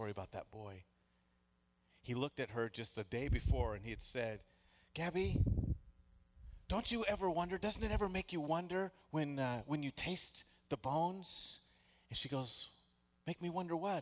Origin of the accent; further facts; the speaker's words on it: the Northwest, Pacific Northwest, United States; I grew up in the Northwest